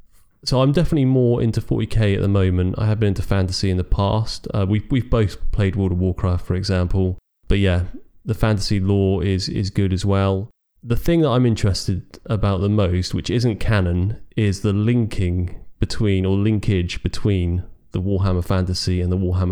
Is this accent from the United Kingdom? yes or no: yes; United Kingdom; Well, we are British.